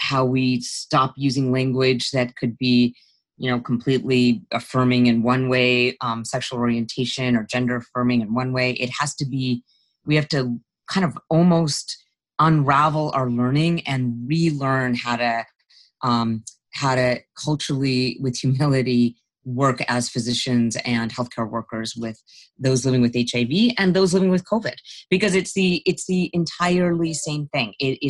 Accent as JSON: {"language": "English", "region": "Utah", "country": "United States", "tie": "born or raised there", "said": "I grew up in Utah, and I was an Indian person growing up in Utah, and I was the only very few children of color in my school"}